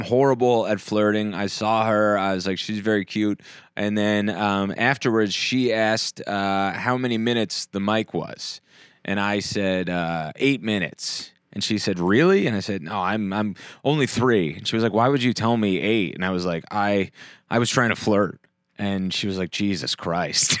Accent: New Jersey, United States; I was born in Jersey

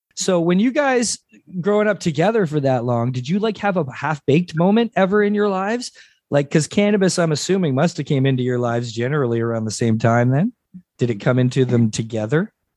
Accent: Mississauga, Ontario, Canada; also born or lived in St. Catharines, Ontario; eight or nine is when I first moved to Mississauga

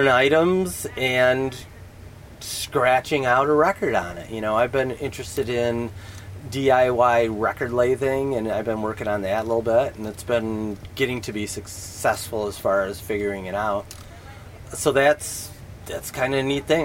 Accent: Michigan, Ohio, Midwest, United States; also born or lived in Toledo, Ohio; I grew up in Michigan, in Ohio

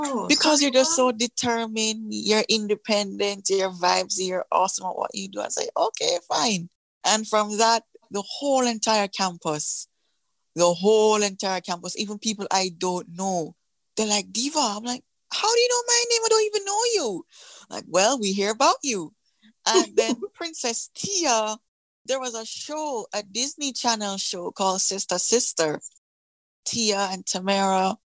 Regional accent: Kingston, Jamaica; I'm from Kingston, Jamaica in the Caribbean.

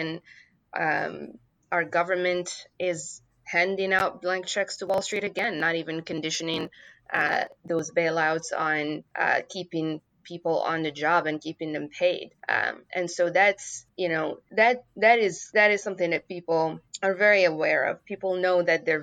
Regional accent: Morocco; moved away as an adult; now in United States; I grew up in Morocco.

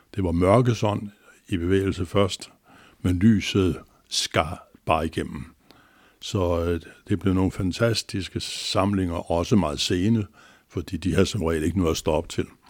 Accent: Copenhagen, Capital Region of Denmark, Denmark; jeg er ægte københavner med K, inden fra Nørrebro, Magnusgade hed den. Og øh, der nåede jeg lige at blive født

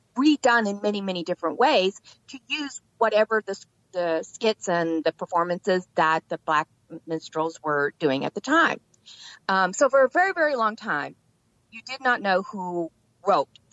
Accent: Texas, United States; I grew up in Texas

